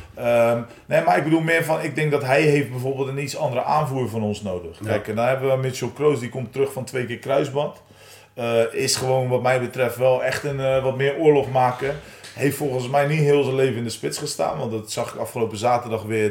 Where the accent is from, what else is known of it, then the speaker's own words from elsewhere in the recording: Oudenhoorn, South Holland, Netherlands; also born or lived in Nieuwenhoorn; het dorpje waar ik vandaan kom, uh, Oude Horen, OFV